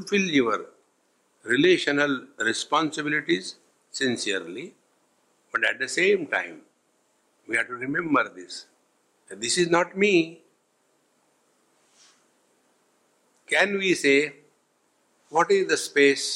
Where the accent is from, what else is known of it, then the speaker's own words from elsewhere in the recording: India; I am a man, I am old, I am Indian